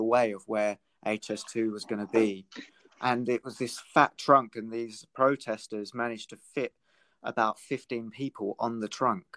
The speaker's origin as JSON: {"language": "English", "region": "Britain / England", "country": "United Kingdom", "said": "if there's anything to be proud of for being British, it's the wildlife that we have in England."}